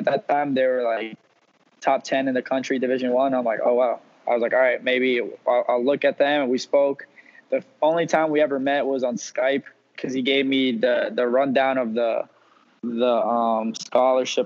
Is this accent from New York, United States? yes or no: yes; New York City, New York, United States; moved away as an adult; now in Miami, United States; growing up in Queens